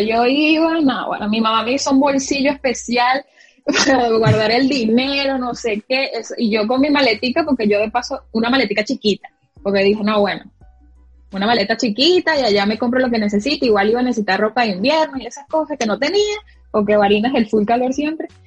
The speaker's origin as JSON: {"language": "Spanish", "region": "Barinas", "country": "Venezuela", "moved": "as an adult", "lives_now": "United States", "said": "De Barinas"}